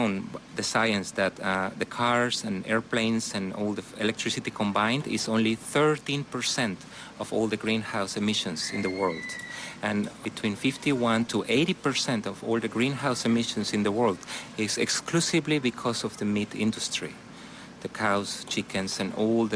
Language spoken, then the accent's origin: English; Mexico; now in Seoul, South Korea; I'm from Mexico, and now I'm living here in Korea